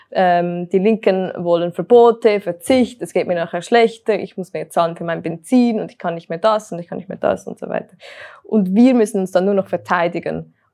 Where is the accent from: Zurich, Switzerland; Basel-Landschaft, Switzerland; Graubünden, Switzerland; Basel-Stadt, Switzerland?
Zurich, Switzerland; Uster; als ich vor einem Monat in Uster war, das ist meine, äh, mein Heimatort